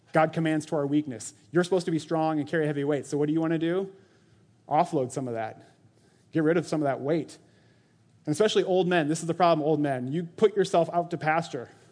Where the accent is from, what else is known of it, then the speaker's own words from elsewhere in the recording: Orange City, Iowa, United States; I was born in Orange City, Iowa, to Tunis and Jackie Van Vorst